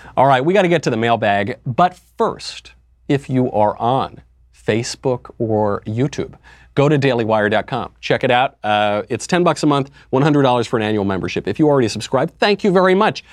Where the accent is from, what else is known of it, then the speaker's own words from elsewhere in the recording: United States; I'm not from Europe. I was born in America. America is my native land.